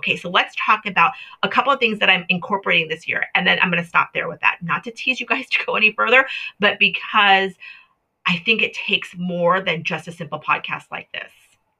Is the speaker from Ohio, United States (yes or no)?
no; Hawaii, United States; also born or lived in Florida; now in Washington State, United States; I grew up in Hawaii. I grew up in Florida. My family was a military family, you know, to maximize where we were stationed. We traveled a lot in the country in which we were at. So moving to Washington State has really stifled that outdoor personality in myself.